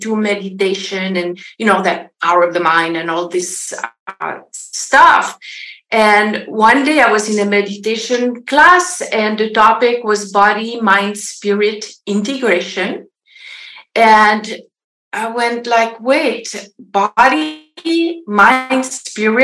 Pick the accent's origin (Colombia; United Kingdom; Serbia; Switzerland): Switzerland; French part of Switzerland, Romandy; moved away as an adult; now in Los Angeles, United States; I am from Switzerland originally, if you wonder about my accent. So I originally the French part of Switzerland. I grew up on a farm.